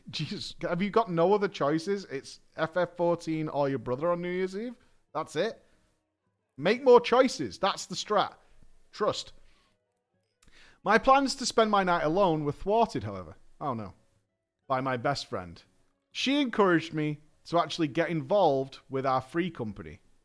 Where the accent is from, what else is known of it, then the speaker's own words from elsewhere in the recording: United States; I'm an American